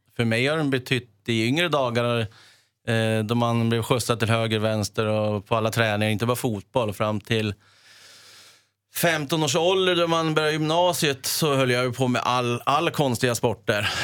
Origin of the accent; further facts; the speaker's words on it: Sweden; also born or lived in Italy / Leeds, England; vi hade ett grustag hemma där i närheten och där jag bodde Finfro